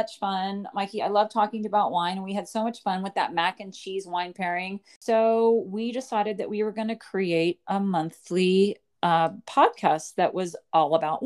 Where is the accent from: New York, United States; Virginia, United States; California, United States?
California, United States; San Francisco Bay Area; I was born in the San Francisco Bay Area